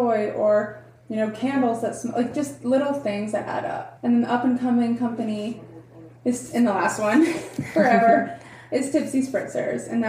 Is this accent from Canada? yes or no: no; Atlanta, Georgia, United States; moved away as an adult; also born or lived in South Carolina; now in Charleston, United States; So I'm originally from Atlanta. I grew up in Atlanta